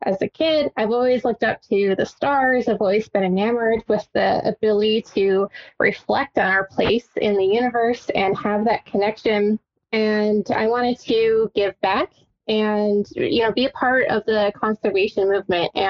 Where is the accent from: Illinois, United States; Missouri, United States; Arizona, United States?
Arizona, United States; Tucson; I'm from Tucson, Arizona